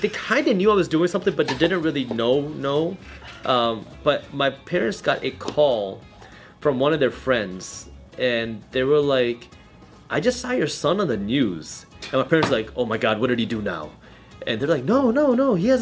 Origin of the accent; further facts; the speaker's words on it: Michigan, United States; English is a second language; I was born in America. I was born in Michigan